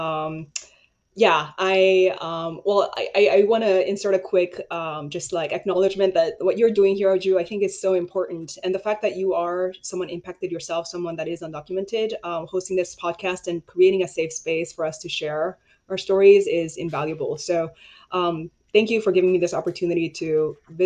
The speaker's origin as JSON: {"language": "English", "town": "Chicago", "region": "Illinois", "country": "United States", "tie": "born or raised there", "also_born_or_lived": "Paraguay", "said": "I did grow up 16 years in the United States as undocumented, and that was in Chicago since I was 10 years old"}